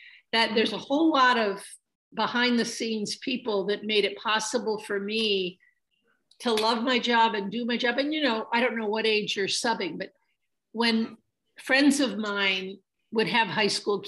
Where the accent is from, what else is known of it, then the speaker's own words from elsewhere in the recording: Trenton, Michigan, United States; moved away as an adult; also born or lived in Wheaton, Illinois / Kokomo, Indiana; now in Ohio, United States; I was actually born and raised in Trenton, Michigan, which is downriver in Detroit.